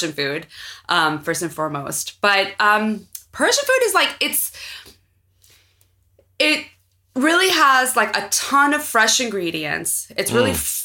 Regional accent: San Francisco, California, United States; I was born here in San Francisco

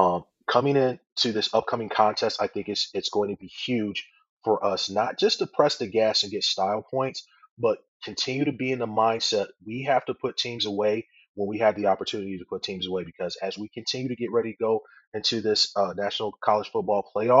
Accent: Chicago, Illinois, United States; moved away; I'm from the Chicago area originally myself

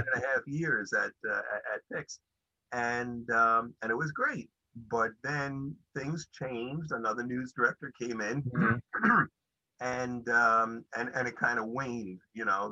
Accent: New York City, New York, United States; also born or lived in Brighton Beach, Brooklyn; grew up in Canarsie

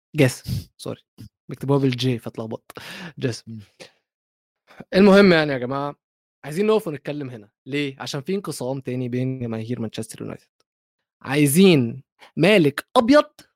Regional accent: Egypt; اي ام نوت قطري فعلا انا مصري

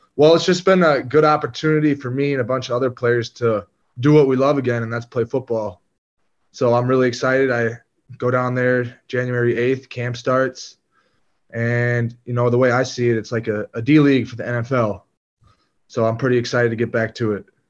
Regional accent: Green Bay, Wisconsin, United States; my hometown team, Green Bay.

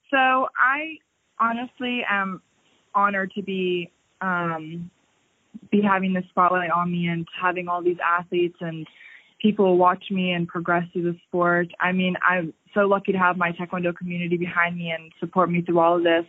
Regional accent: Largo, Florida, United States; I'm from Florida, the city of Largo

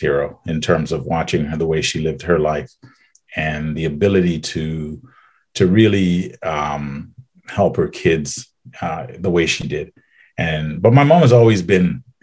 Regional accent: Trinidad & Tobago; also born or lived in Baton Rouge, United States / Austin, Texas, United States; now in Ottawa, Canada; Trinidad and Tobago and the south part of the island.

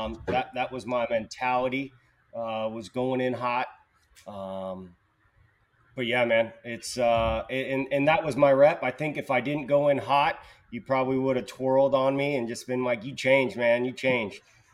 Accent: Petaluma, California, United States; Petaluma, California, 707. Petaluma, area

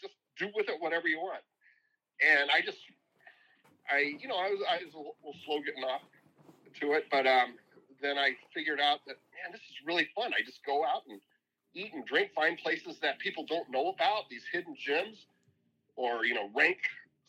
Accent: Indiana, United States; moved away; I'm from Indiana. I've always loved Indiana basketball. I grew up watching it.

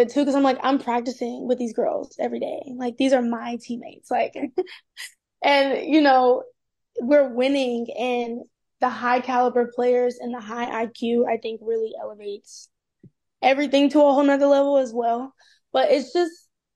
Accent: Tennessee, United States; moved away as an adult; now in Maryland, United States; I am from Tennessee

